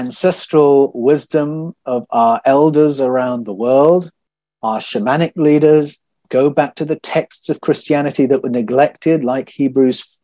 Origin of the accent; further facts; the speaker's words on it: United Kingdom; moved away as an adult; now in Australia; That was the tradition I was a part of growing up in Great Britain